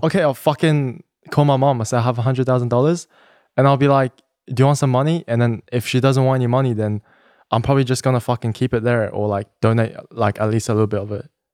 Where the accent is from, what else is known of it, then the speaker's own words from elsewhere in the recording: Sydney, New South Wales, Australia; moved away as an adult; now in Los Angeles, United States; I'm, I'm from Sydney, I, I was born in Sydney, Australia.